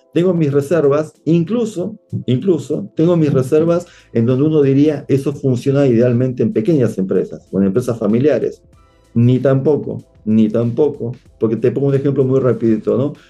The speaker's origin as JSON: {"language": "Spanish", "country": "Argentina"}